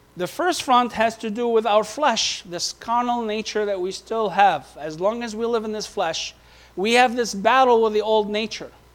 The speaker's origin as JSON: {"language": "English", "town": "Beirut", "region": "Beirut Governorate", "country": "Lebanon", "tie": "born or raised there", "moved": "yes", "said": "we were living right at the forefront of where the civil war took place in Beirut. From the age of 12 to the age of 15"}